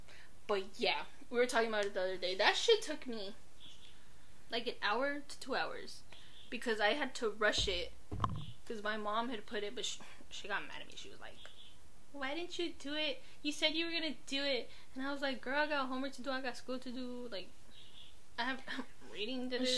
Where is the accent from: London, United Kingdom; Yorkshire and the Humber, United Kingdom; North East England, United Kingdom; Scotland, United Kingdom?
London, United Kingdom; born there; I don't care. I was born in London, but all the slang I know.